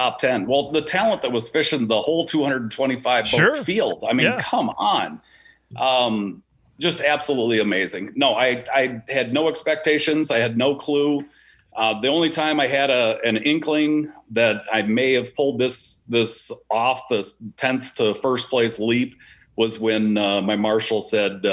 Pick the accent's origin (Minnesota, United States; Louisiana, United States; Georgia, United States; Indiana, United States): Minnesota, United States; Walker; also born or lived in Florida; We moved to Leech Lake, Walker, Minnesota, and that's where I was kind of brought up